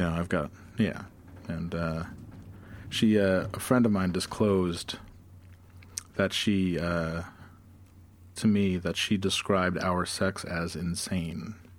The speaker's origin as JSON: {"language": "English", "town": "Glens Falls", "region": "New York", "country": "United States", "tie": "born or raised there", "said": "I grew up in Glens Falls."}